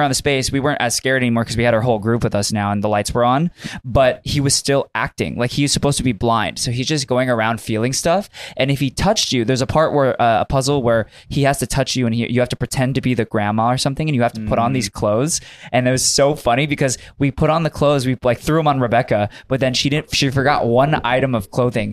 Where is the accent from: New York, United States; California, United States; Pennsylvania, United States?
California, United States; Buena Park; growing up in Buena Park, La Palma